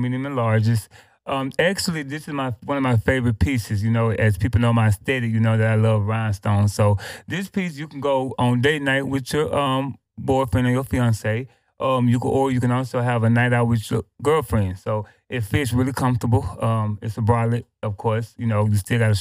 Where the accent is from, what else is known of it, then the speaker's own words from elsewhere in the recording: Little Rock, Arkansas, United States; now in Houston, United States; I'm from Arkansas